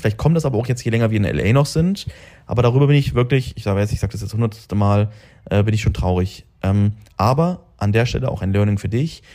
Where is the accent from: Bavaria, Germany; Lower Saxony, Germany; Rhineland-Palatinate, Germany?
Lower Saxony, Germany; Braunschweig; moved away as an adult; now in Dubai, United Arab Emirates; bei mir in Braunschweig